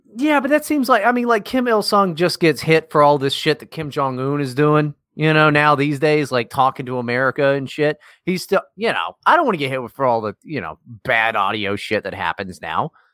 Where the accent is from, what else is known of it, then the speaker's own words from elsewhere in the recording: West Virginia, United States; growing up in West Virginia is tough